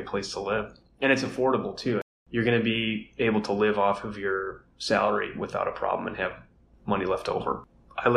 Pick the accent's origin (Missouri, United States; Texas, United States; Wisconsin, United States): Wisconsin, United States; Milwaukee; I'm from the Milwaukee area. I grew up in a suburb, so I've been around my whole life for the most part